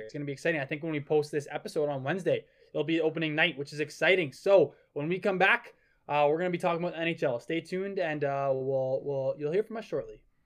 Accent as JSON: {"language": "English", "town": "Calgary", "region": "Alberta", "country": "Canada", "said": "I'm from Calgary"}